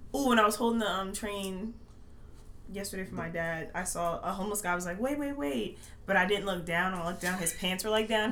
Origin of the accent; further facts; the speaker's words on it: Baltimore County, Maryland, United States; moved away as an adult; also born or lived in Howard County, Maryland; now in New York, United States; I was born in Baltimore County, but I currently live in um, Howard County in the suburbs